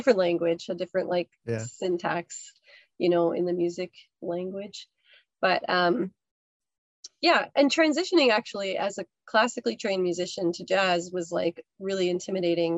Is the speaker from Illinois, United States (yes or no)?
yes; Chicago, Illinois, United States; moved away as an adult; also born or lived in Boston; now in Saint John, Canada; I grew up in the Midwest